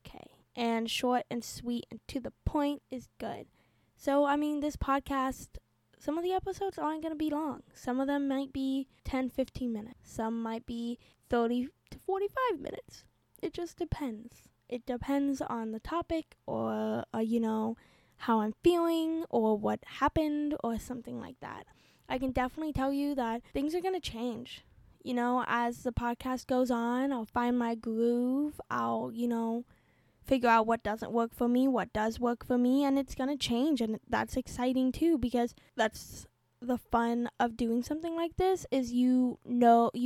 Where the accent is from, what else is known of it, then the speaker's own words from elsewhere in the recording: Florida, United States; I was born and raised in Florida.